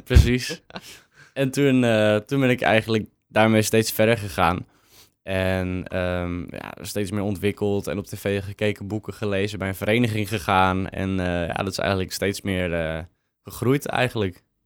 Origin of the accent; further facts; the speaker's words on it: Purmerend, North Holland, Netherlands; ik kom ook uit Purmerend, altijd gewoond.